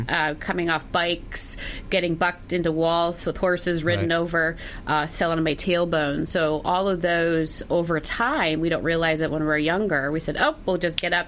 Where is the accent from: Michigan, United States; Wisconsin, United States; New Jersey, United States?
Wisconsin, United States; I'm from Wisconsin